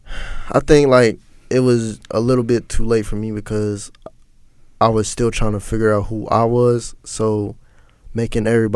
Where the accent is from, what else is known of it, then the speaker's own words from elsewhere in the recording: Cincinnati, Ohio, United States; also born or lived in Hamilton, Ohio; now in Atlanta, United States; I grew up in Cincinnati, but my mom, we moved to Hamilton like when I was in the sixth grade